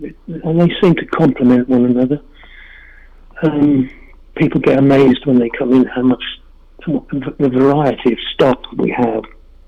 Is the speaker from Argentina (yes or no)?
no; England, United Kingdom; moved away; We've been in this building about 18 years, and we came from England in 1990, and we've both been dealing since 1977